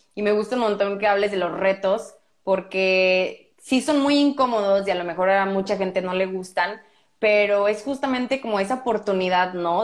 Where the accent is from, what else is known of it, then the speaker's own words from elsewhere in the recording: Morelia, Michoacán, Mexico; moved away; also born or lived in Brazil; soy de Morelia, es una cultura diferente de la que hay en Monterrey